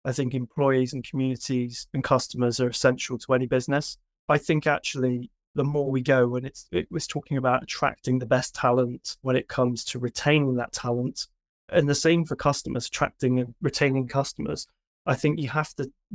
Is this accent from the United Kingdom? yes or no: yes; United Kingdom; not being American, being British